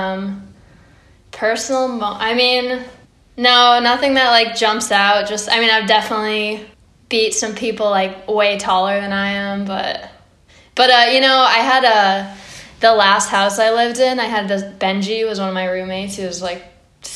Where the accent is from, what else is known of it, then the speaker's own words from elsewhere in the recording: Old Saybrook, Connecticut, United States; I am from Old Saybrook, Connecticut. It's like a small town in Connecticut.